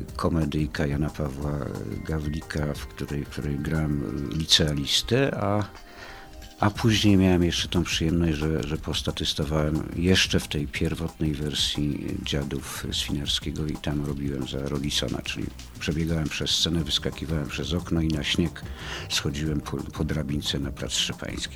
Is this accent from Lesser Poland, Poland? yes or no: yes; Kraków, Lesser Poland, Poland; moved away as an adult; also born or lived in Rzeszów; Ja jestem z Krakowa od urodzenia do powiedzmy lat 2011